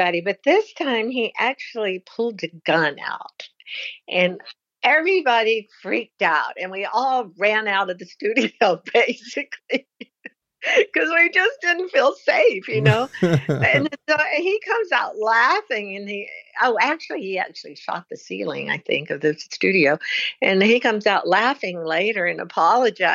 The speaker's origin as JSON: {"language": "English", "region": "the South", "country": "United States", "tie": "born or raised there", "moved": "yes", "lives_now": "Washington, United States", "said": "I grew up in the South, and, you know, we had our values."}